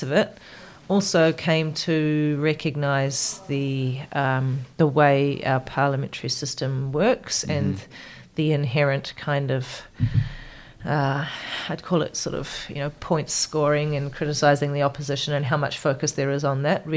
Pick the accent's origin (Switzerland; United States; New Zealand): New Zealand; Rotorua, Bay of Plenty; moved away as an adult; also born or lived in Whakatane, New Zealand; now in Canada; I grew up in Rotorua, so it's very close by.